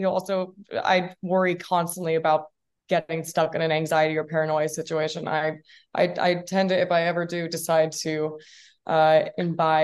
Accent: Washington, United States; I have some core memories just from growing up in Washington

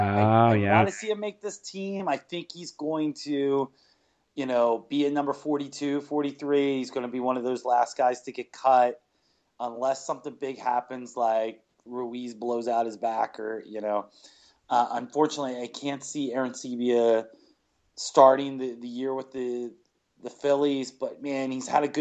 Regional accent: Winnipeg, Manitoba, Canada; I was born in Winnipeg

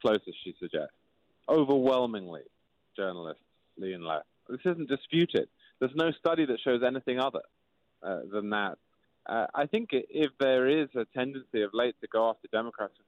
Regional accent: England, United Kingdom; now in Connecticut, United States; I'm from England. I live in Connecticut. I work in New York City

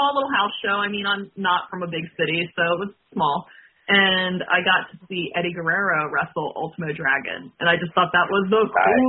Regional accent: Worcester County, Maryland, United States; I'm from the Mid-Atlantic. I'm from Maryland originally.

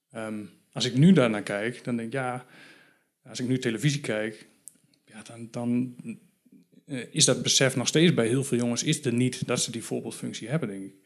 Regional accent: Valthermond, Drenthe, Netherlands; in het dorp waar ik vandaan kom. Uh, Valtemond, 2000 inwoners. vlakbij Emmen, ook in Drenthe

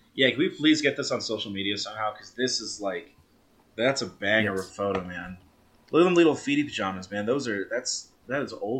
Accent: Chicago, Illinois, United States; We grew up in Chicago.

